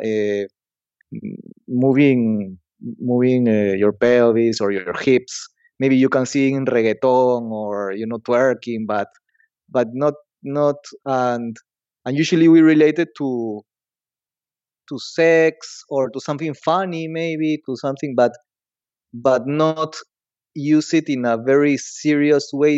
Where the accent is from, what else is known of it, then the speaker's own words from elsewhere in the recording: Lima, Peru; I'm from Lima, Peru.